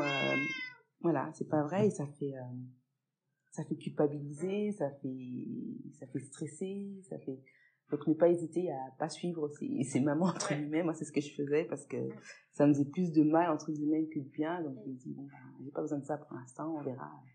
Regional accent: Pontarlier, Bourgogne-Franche-Comté, France; la ville dans laquelle j'ai vécu, euh, donc à Pontarlier pendant plusieurs euh, années

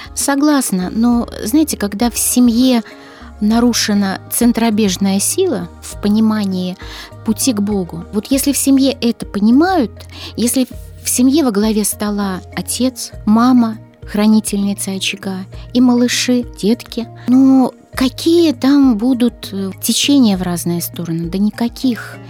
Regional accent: Belarus; я родилась в Беларуси

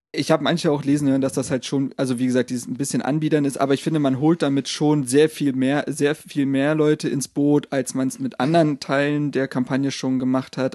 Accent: Berlin, Germany; als gebürtige Berliner

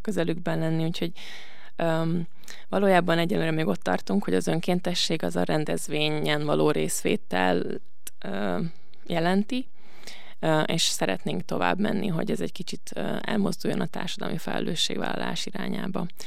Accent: Budapest, Hungary; moved away as an adult; now in Veszprém, Hungary; aztán Budapestre költöztek az egyetemre, egyetem miatt, és én ott nőttem föl

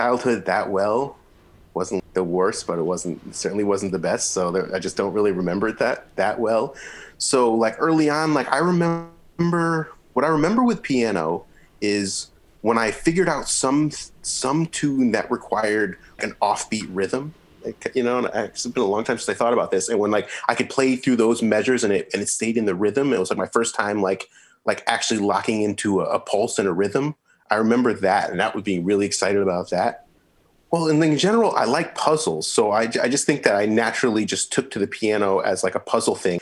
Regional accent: Middletown, Connecticut, United States; moved away as an adult; also born or lived in New Orleans, Louisiana / New York; now in St. Louis, United States; I'm from Middletown, Connecticut, just in the middle of Connecticut

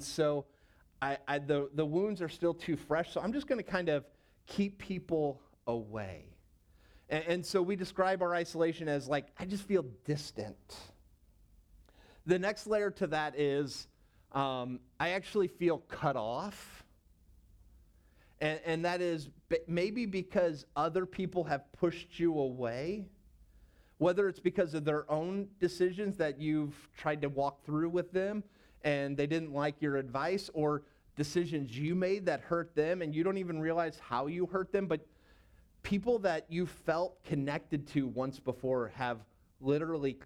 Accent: St. Louis, Missouri, United States; moved away as an adult; also born or lived in Knoxville, Tennessee; I grew up in St. Louis

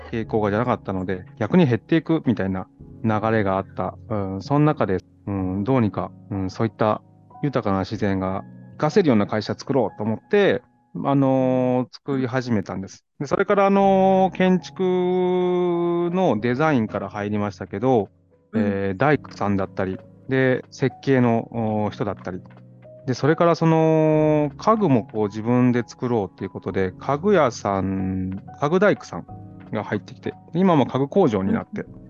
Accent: Gotsu, Shimane, Japan; moved away; also born or lived in New York, United States; この島根県江津市に帰ってきて

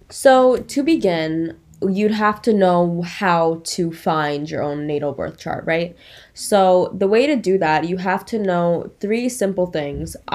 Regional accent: Long Island, New York, United States; I grew up on Long Island as well, which is actually where I met Shirai. We went to the same school.

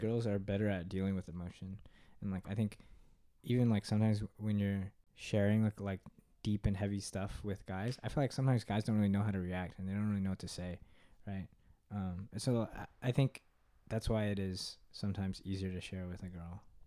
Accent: Katy, Texas, United States; I'm from Katy, Texas

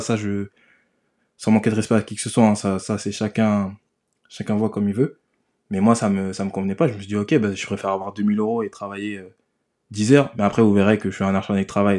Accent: Sevran, Île-de-France, France; J'ai grandi à Sevran, dans le 93, pour ceux qui connaissent, dans le nord de Paris.

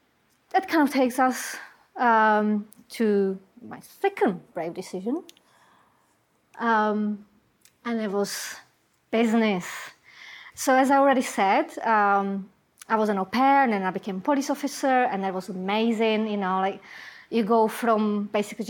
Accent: Czechia; English is a second language; moved away as an adult; I come from Czech Republic, and before I came to this country

